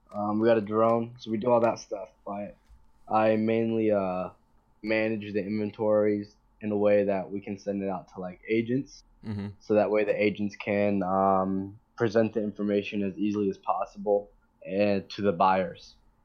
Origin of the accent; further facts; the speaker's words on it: Atlanta, Georgia, United States; internet. Well, we're from Atlanta.